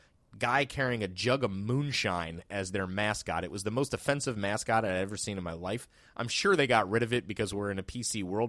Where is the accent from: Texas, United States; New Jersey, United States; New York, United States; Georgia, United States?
New Jersey, United States; Verona; I grew up in Verona, New Jersey.